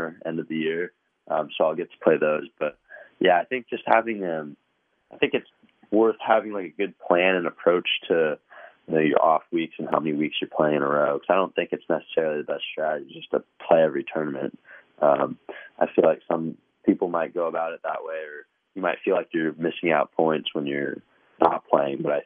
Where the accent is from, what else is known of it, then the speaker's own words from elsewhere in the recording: New York, United States; also born or lived in California; I was born in California, so I spent a little bit of time there, and that's kind of where I started with the golf. But I guess when I was a little bit older and living in New York